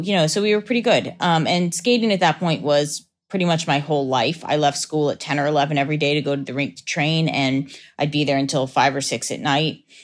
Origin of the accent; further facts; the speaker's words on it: Lancaster, Pennsylvania, United States; Lancaster, Pennsylvania.